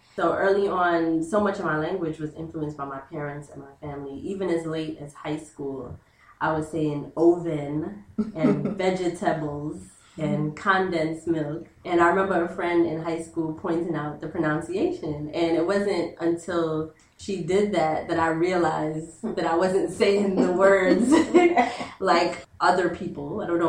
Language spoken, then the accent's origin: English; United States; I feel like I am Black American because I was born in America, but I do have the history and the culture from Jamaica and not from America